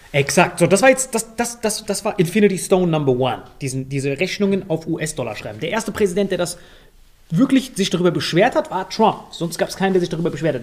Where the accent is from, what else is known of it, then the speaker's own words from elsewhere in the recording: Morocco; now in Germany; aus meinem Heimatland